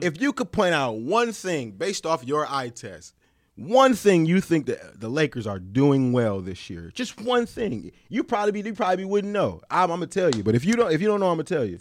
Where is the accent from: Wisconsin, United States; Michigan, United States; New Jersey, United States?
Michigan, United States; my home state